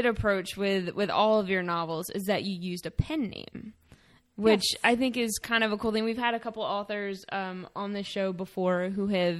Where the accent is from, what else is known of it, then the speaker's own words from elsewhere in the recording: Salisbury, Maryland, United States; I mean, being a local, I mean, I was born and raised outside of Salisbury.